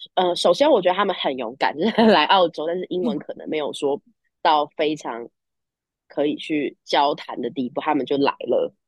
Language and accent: Chinese; Taiwan; Chinese is a second language; also born or lived in United States / Shanghai; now in Australia; 我在，呃，美国出生嘛，然后对。待了几年才回台湾